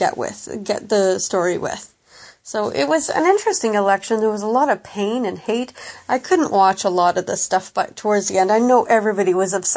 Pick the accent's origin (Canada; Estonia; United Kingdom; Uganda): Canada; as a Canadian